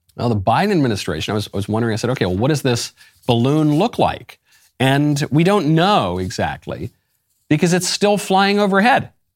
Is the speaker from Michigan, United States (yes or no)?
no; New York, United States; moved away as an adult; also born or lived in Los Angeles; I'm a New Yorker by birth and upbringing.